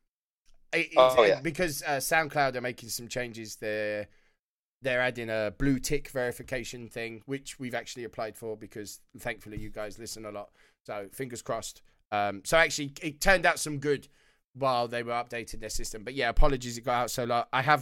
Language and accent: English; Wales, United Kingdom; a Welshman